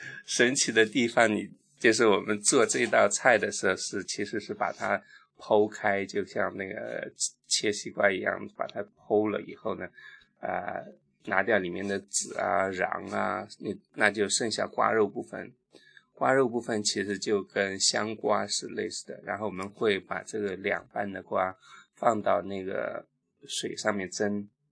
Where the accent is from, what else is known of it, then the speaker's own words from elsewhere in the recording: Qidong, Jiangsu, China; now in Guangdong, China; 我的家乡是江苏启东